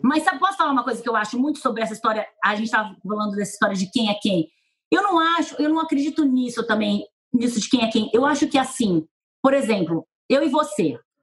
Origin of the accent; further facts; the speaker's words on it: Penápolis, São Paulo, Brazil; accent: caipira; moved away; eu vim de Penápolis